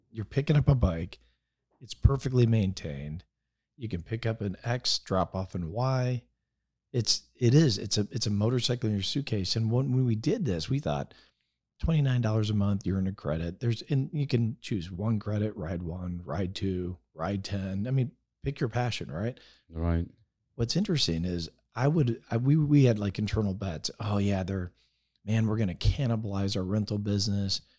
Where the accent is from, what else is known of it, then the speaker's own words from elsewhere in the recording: Spain; moved away; I'm from Spain, so I I learned in Spain.